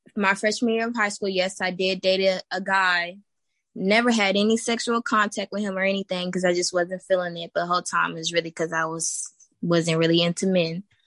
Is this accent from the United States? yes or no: yes; Texas, United States; I'm from Texas, born and raised. Been here my whole life